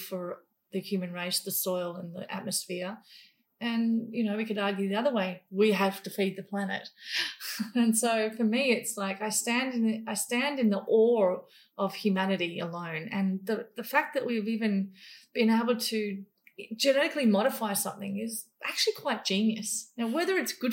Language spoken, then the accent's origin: English; Papua New Guinea; moved away; also born or lived in Indonesia; I grew up in New Guinea killing animals.